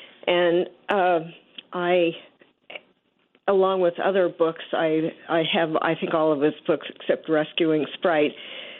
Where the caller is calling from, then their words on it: Trumbull, Connecticut, United States; Hi, I'm calling from Trumbull, Connecticut.